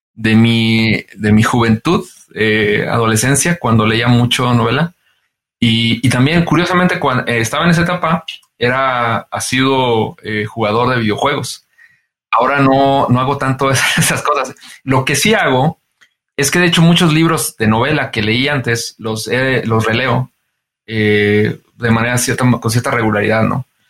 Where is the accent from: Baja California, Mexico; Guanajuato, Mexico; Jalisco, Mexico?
Guanajuato, Mexico; San Luis de la Paz; yo soy eh, de San Luis de la Paz, Guanajuato, y, pues en San Luis de la Paz, Guanajuato, no había estaciones de radio